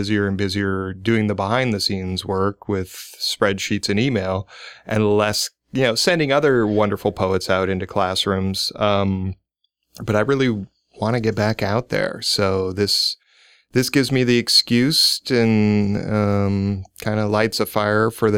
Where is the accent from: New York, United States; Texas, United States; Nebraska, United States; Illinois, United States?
Nebraska, United States; Omaha; moved away; I'm originally from Omaha. I moved back in the 90s